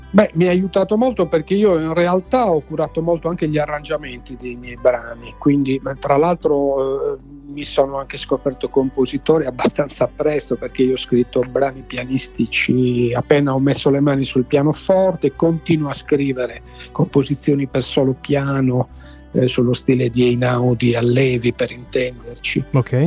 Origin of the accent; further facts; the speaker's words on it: Nuoro, Sardinia, Italy; io sono di Nuoro